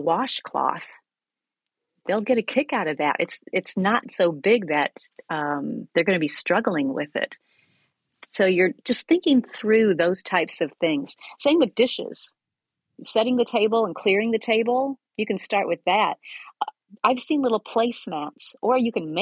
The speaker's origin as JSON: {"language": "English", "region": "Iowa", "country": "United States", "tie": "born or raised there", "said": "I grew up in Iowa"}